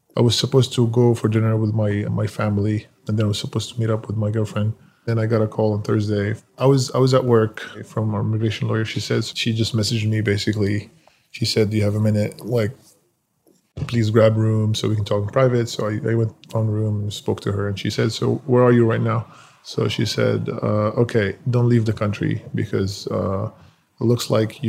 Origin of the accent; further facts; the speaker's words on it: Damascus, Damascus Governorate, Syria; moved away as an adult; now in United States; I was born in Damascus, Syria. I lived there until I was 18 years old.